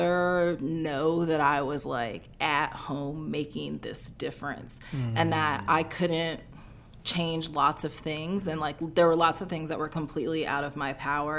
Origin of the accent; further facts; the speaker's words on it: North Alabama, United States; moved away as an adult; also born or lived in upstate New York / New Orleans; I grew up in North Alabama